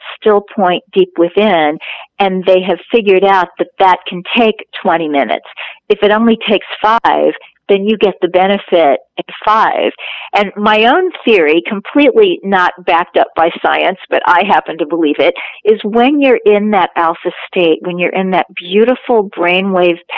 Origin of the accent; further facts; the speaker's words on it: Kansas City, Missouri, United States; I'm from Kansas City and grew up just off Main Street